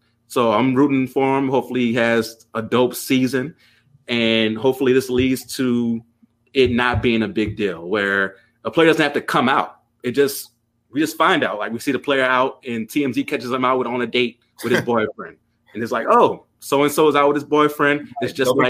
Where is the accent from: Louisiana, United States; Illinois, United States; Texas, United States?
Louisiana, United States; growing up in Louisiana